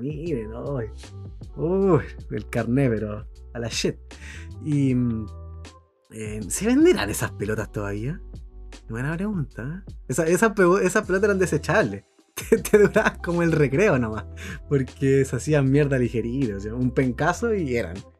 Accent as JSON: {"language": "Spanish", "town": "San Bernardo", "region": "Santiago Metropolitan Region", "country": "Chile", "tie": "born or raised there", "also_born_or_lived": "La Florida, Santiago", "said": "yo soy de allá, oriundo de San Bernardo, nacido y criado de San Bernardo"}